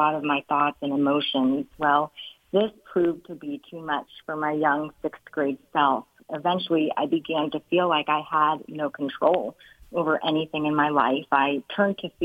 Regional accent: Ohio, United States; moved away as an adult; now in New Jersey, United States; I'm originally from Ohio, but we've lived in New Jersey for the entirety of our married life

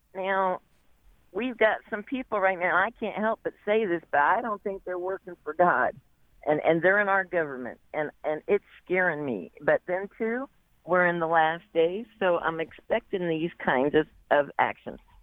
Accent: Kansas, United States; moved away as an adult; now in North Carolina, United States; I was raised in Kansas

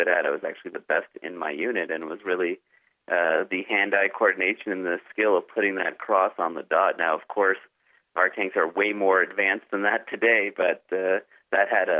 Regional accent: Dallas, Texas, United States; now in Jerusalem, Israel; I was raised in Dallas, Texas in the late 70s, early 80s

